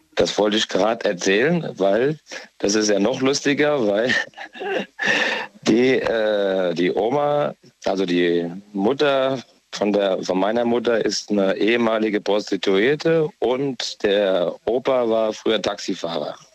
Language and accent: German; Essen, North Rhine-Westphalia, Germany; ich komme ja auch aus dem Ruhrgebiet, mhm. aus Essen komme ich.